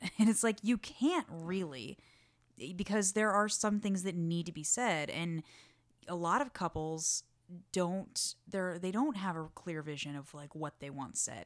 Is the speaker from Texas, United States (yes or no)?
yes; Texas, United States; also from Texas